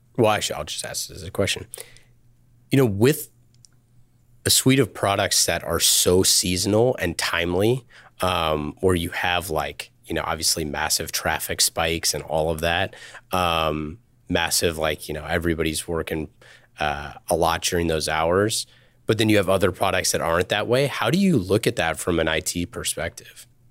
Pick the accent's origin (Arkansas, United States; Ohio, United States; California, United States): California, United States; Northern; I grew up in Northern California